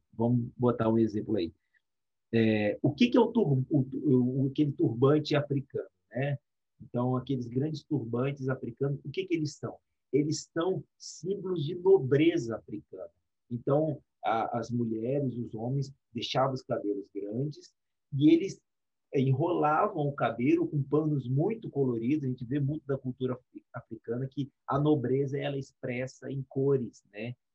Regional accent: Espírito Santo, Brazil; nós somos do Espírito Santo

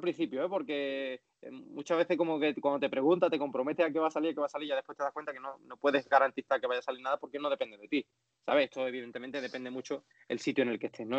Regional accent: Andalusia, Spain; accent: Andalusian; por ser andaluz tengo que mantener eh, mi acento siempre

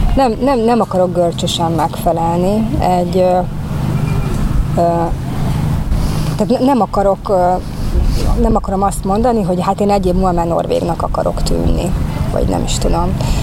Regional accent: Hungary; hogyan leszek én a magyarságommal ott kint, ahol, ahol éppen nem a magyar környezetemben vagyok

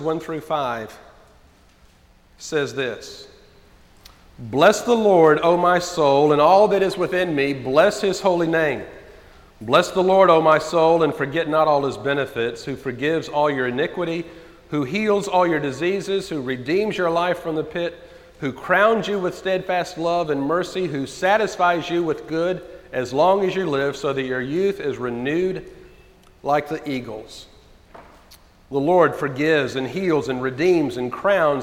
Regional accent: United States; us as American Christians

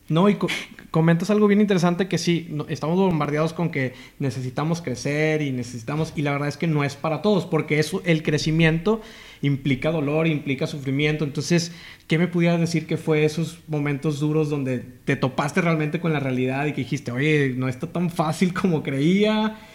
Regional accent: Matamoros, Tamaulipas, Mexico; yo soy de Matamoros, Tamaulipas también.

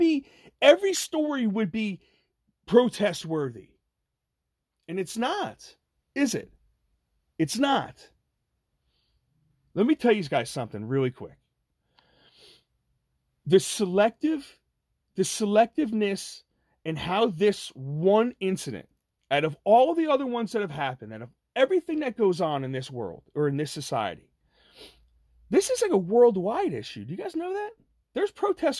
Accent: New Jersey, United States; I'm from New Jersey

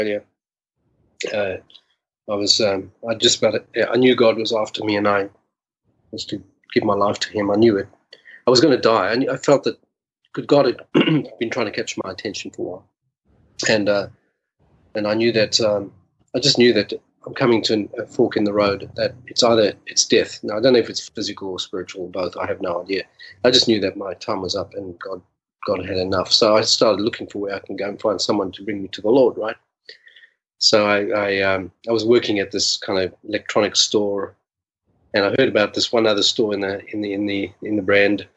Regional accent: South Africa; In South Africa, grew up in as a Jewish kid in racist apartheid South Africa

